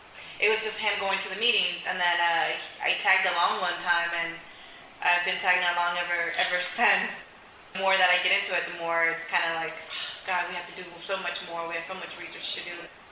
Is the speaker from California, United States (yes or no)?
yes; Compton, California, United States; moved away; I grew up in Compton, California.